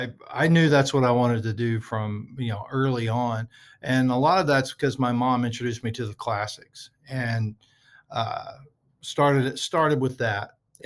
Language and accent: English; Groves, Texas, United States; I'm originally from the Port Arthur area, which is I'm from a little town called Groves, which is okay. A suburb of Port Arthur, which is a suburb of Beaumont, which is kind of a suburb of Houston.